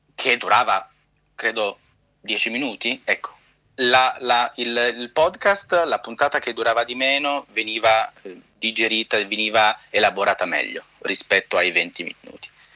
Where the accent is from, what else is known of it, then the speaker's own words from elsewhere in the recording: Calabria, Italy; now in New York, United States; sono calabrese